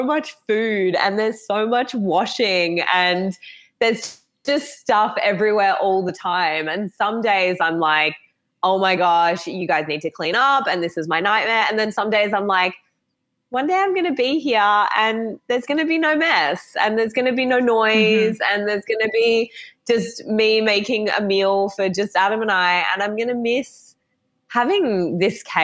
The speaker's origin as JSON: {"language": "English", "country": "Australia", "also_born_or_lived": "Gold Coast, Queensland", "accent": "Australian", "said": "I'm obviously Australian, if no one has picked up the accent yet"}